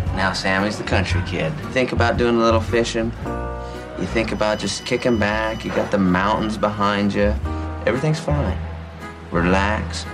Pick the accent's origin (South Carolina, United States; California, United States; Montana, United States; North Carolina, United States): Montana, United States; moved away; also born or lived in Alaska / Spokane, Washington / Idaho; So I was born in Alaska. I was raised in Montana